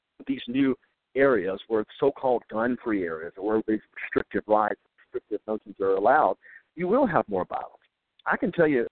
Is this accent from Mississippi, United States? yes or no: yes; Mississippi, United States; Like most Mississippians